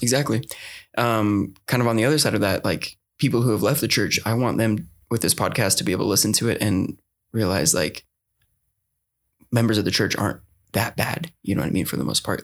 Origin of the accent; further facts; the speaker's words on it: Utah, United States; I did grow up in Utah my whole life